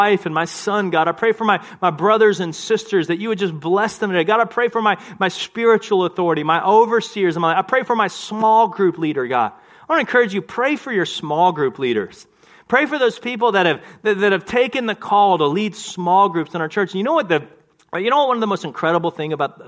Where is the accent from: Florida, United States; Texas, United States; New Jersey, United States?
Texas, United States; I grew up in Texas